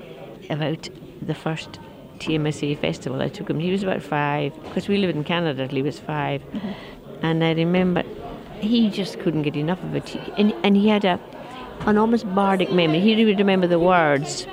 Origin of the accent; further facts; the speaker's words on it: Skye and the Outer Isles, Scotland, United Kingdom; I grew up in the Outer and Skye and the Outer Isles too, my father is Scots, my mother Gaelic